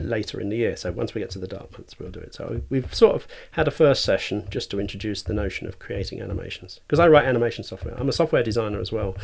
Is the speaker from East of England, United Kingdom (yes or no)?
yes; Cambridgeshire, East of England, United Kingdom; now in Shrewsbury, United Kingdom; I was born, um, just sort of south of Ditton Fen in Cambridgeshire